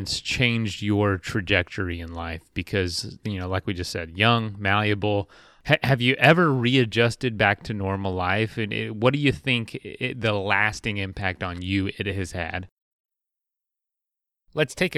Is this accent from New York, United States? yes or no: no; Florida, United States; I grew up in Florida